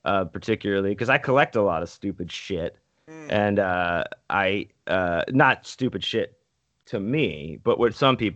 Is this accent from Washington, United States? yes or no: no; Pittsburgh, Pennsylvania, United States; moved away; I was born in Pittsburgh